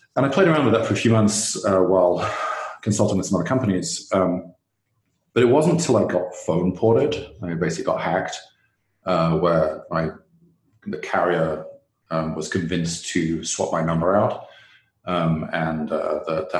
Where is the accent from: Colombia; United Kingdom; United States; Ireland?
United Kingdom; England; moved away; my home country, England